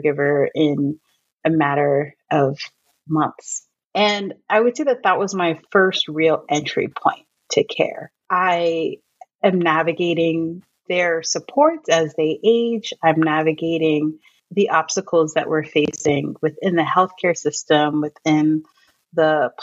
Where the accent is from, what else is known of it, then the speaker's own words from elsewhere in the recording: New York, United States; moved away; I'm from New York.